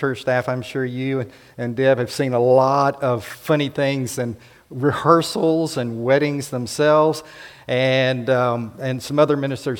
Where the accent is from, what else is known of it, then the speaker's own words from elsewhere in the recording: South Florida, United States; moved away; I grew up in South Florida, Central Florida